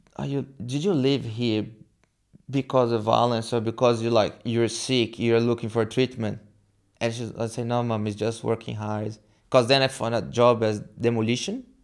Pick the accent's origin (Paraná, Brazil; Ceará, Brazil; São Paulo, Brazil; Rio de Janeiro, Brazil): São Paulo, Brazil; moved away as an adult; now in Townsville, Australia; I'm from Brazil, São Paulo. And, yeah, I came to Australia when I was twenty-eight